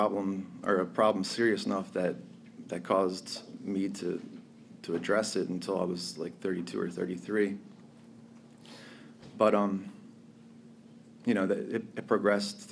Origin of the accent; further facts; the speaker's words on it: outside Philadelphia, Pennsylvania, United States; moved away as an adult; now in Florida, United States; I was born in Pennsylvania, outside Philadelphia